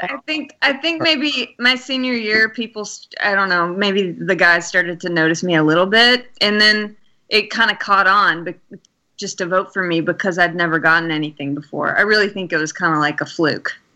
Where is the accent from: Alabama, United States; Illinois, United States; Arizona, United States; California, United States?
Alabama, United States; I'm from Alabama